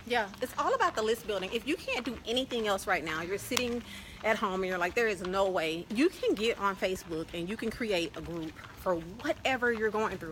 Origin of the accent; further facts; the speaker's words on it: Louisiana, United States; also born or lived in Dallas, Texas / Northern California; now in Chiang Mai, Thailand; I'm originally from Louisiana